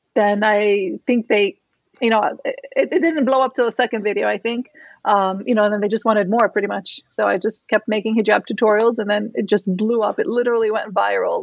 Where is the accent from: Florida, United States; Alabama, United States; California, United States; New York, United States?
Florida, United States; Miami; I was born and raised in Miami